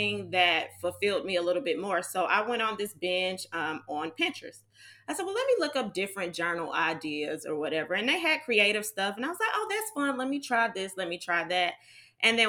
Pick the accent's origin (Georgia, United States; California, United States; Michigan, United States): Georgia, United States; I am Georgia bred. I'm from Georgia.